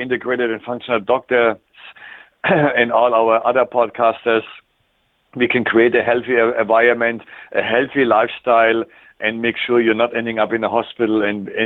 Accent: Germany; accent: German; English is a second language; moved away as an adult; also born or lived in Switzerland; now in Canada; my German strong accent

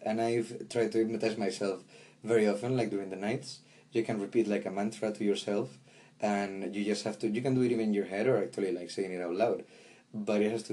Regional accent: Galicia, Spain; moved away; also born or lived in Madrid, Spain; I come from Spain, born in Galicia in the northwest, close to the Atlantic, and I spent 19 years of my life in Madrid

